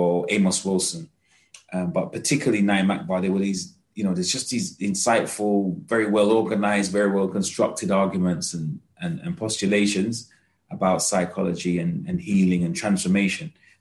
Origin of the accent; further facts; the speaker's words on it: London, United Kingdom; I'm a Londoner through and through